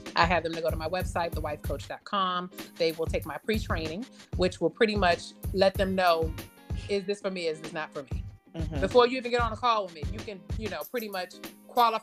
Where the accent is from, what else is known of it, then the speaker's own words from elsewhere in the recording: Maryland, United States; I grew up in the DMV. I'm from Maryland.